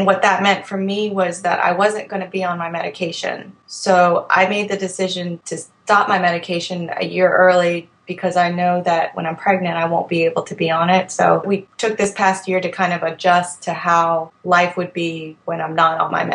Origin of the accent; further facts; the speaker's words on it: Virginia, United States; I'm 31 years old. I'm from Virginia